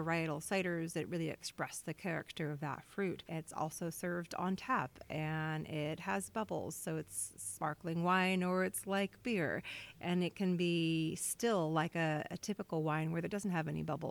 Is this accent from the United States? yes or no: yes; Petaluma, California, United States; now in Philo, United States; I grew up in Petaluma.